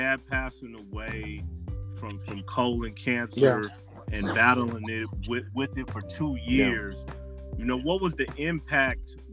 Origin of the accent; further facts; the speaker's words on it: Denver, Colorado, United States; I was later expelled from Montbello High School